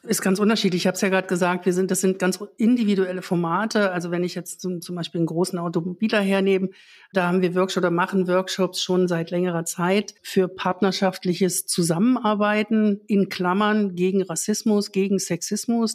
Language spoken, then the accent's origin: German; East Germany, Germany; Ich bin selbst in der DDR aufgewachsen